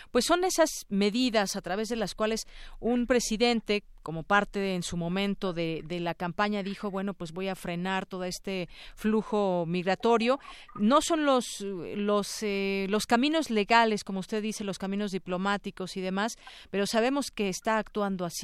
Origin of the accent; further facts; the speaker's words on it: Mexico; pues unió a los candidatos a la presidencia de la República, nos une como mexicanos, pero ¿qué hay quizás detrás de este, de este discurso que vemos conciliatorio entre las fuerzas aquí en México